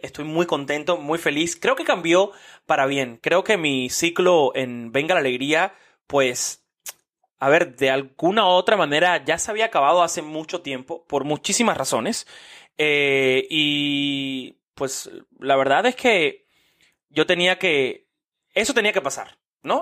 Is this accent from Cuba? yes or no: yes; Cuba; moved away; also born or lived in United States; como cubano